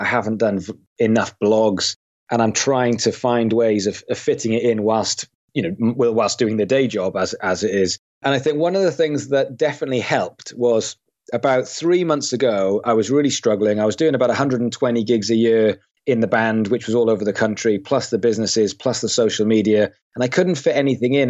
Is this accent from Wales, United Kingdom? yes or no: yes; Swansea, Wales, United Kingdom; I come from a, a city in Wales called Swansea. So I grew up in Swansea.